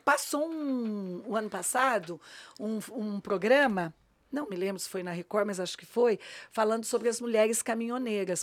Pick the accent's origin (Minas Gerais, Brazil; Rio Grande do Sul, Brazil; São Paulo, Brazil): São Paulo, Brazil; eu sou paulista